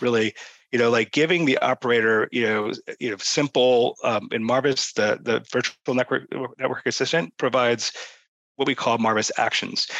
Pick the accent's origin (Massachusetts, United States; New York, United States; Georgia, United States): Massachusetts, United States; Boston; I'm from Boston